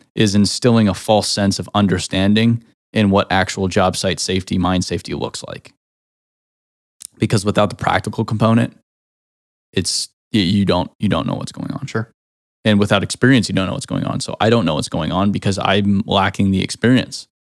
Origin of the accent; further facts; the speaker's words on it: Arizona, United States; now in Nashville, United States; I grew up in Arizona